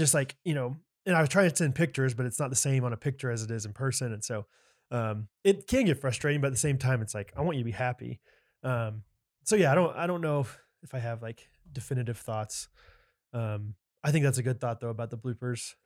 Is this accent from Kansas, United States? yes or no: yes; Olathe, Kansas, United States; my hometown of Olathe, Kansas